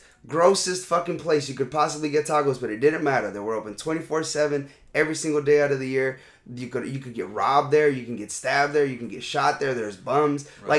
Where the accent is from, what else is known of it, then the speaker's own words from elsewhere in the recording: Los Angeles, California, United States; I grew up in East Los Angeles, chef. Boyle Heights.